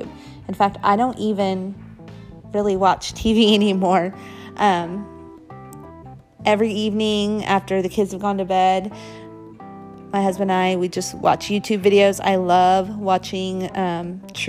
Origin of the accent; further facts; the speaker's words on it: Midwest, United States; I was born and raised in the Midwest